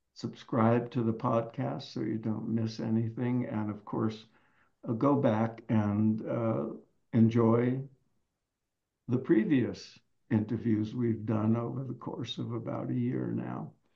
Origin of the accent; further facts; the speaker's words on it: New York, United States; I grew up in in New York